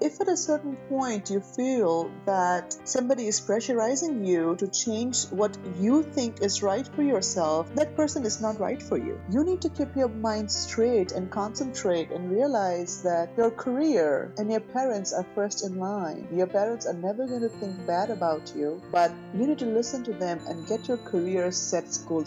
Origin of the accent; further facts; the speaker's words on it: India; being an Indian girl, you know, with an Indian mentality